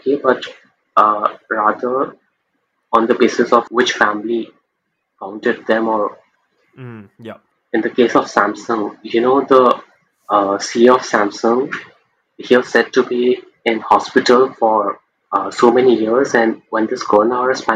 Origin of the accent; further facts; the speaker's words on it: India; I'm from India, India